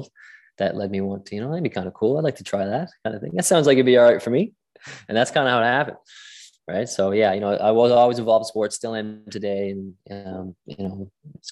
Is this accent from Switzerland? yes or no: no; St. John's, Newfoundland and Labrador, Canada; also born or lived in Glasgow, Scotland; I grew up here in St. John's, Newfoundland